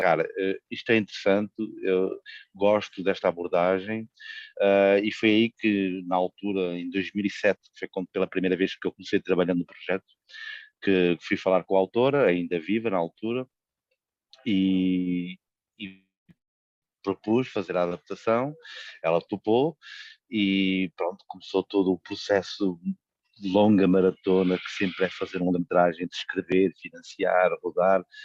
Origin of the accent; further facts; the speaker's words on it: Coimbra, Centro, Portugal; eu sou originário de Coimbra, onde a história aconteceu, e como qualquer cidadão de Coimbra